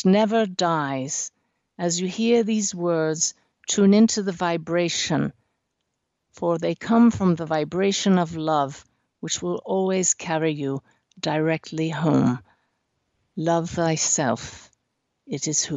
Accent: Pennsylvania, United States; moved away; From Pennsylvania, my home state

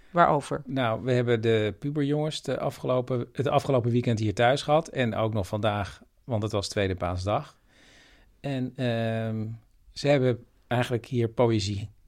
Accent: Flevoland, Netherlands; Ik kom uit de Noordoostpolder, Chris. Ja, Daar wonen ook heus wel mensen, hoor.

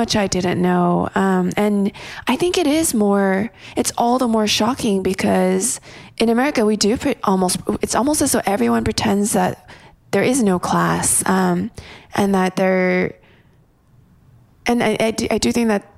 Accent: a town outside of LA, California, United States; I grew up in a town outside of LA where... Well, my high school was 80% Asian and... the majority of that was mostly Korean. I'm Korean American.

